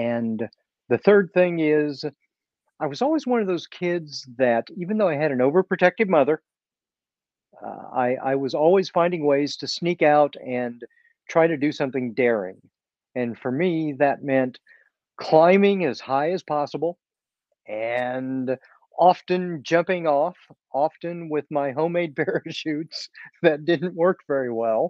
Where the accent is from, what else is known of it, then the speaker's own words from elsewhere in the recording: Kansas City, Missouri, United States; also born or lived in England; I was born in the Kansas City area, and I lived here most of my life.